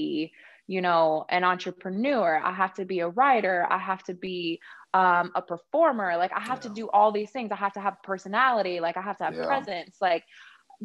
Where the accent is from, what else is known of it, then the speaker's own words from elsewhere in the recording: Thornton, Colorado, United States; I grew up in Denver, Colorado, in the suburbs in Thornton, in a town called Thornton